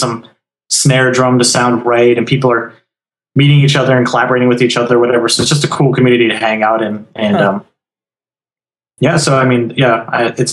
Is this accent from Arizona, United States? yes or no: yes; Arizona, United States; now in Florida, United States; I come from Arizona